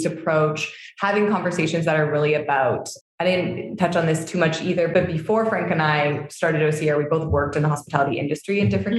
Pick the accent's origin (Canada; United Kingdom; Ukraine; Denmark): Canada; Hamilton, Ontario; moved away as an adult; now in Tulum, Mexico; We're both born and raised there, but didn't like know each other growing up